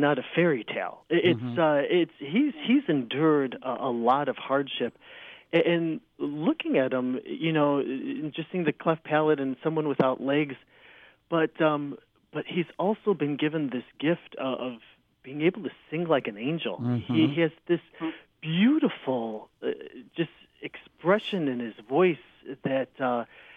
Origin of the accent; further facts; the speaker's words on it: Chicago, Illinois, United States; also born or lived in Joliet; I was born and raised in Chicago, in the Church of Chicago